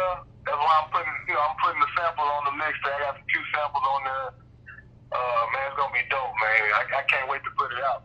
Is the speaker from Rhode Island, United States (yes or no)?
no; Little Rock, Arkansas, United States; I'm from Little Rock, Arkansas